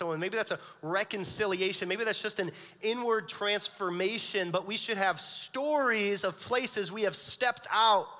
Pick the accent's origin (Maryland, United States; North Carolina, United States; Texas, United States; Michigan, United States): Michigan, United States; Orion; we're from Orion